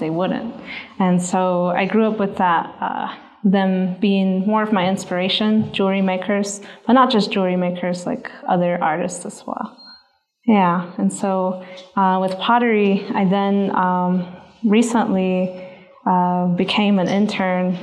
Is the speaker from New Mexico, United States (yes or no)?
yes; Zuni Pueblo, New Mexico, United States; I'm from the Pueblo of Zuni